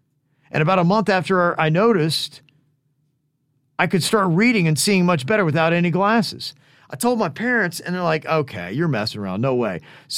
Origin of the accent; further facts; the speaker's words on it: Peru; And since I'm from Peru, I figured that must have helped somehow.